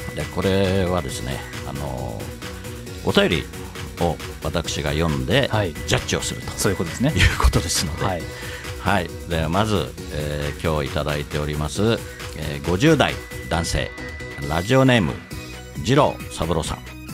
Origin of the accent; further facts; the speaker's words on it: Katsushika, Tokyo, Japan; やっぱり葛飾に生まれ育った